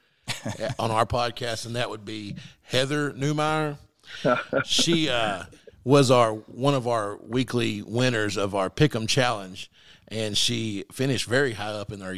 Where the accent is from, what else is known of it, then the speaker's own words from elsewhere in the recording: Mineral Springs, Arkansas, United States; now in Greenbrier, United States; I'm from Mineral Springs, and so I'm a big, huge Mineral Springs fan still, even though I live in Greenbrier